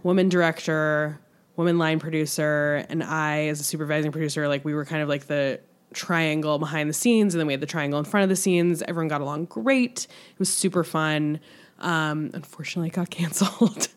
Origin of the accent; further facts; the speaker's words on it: Michigan, United States; moved away; we grew up in Michigan, half an hour away from each other